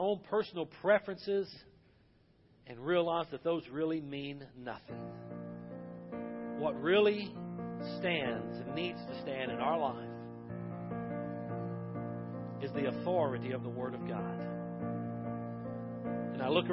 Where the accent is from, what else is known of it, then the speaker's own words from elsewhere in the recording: United States; I am thankful that I am an American citizen. I am thankful that I am a Baptist preacher in America.